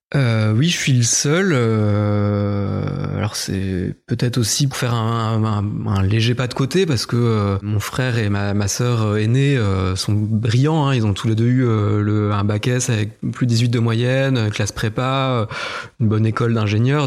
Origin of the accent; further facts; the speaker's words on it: Épinal, Grand Est, France; je suis né à Épinal, à 300 mètres de là où j'habite aujourd'hui. J'ai grandi aussi dans, à peu près le même rayon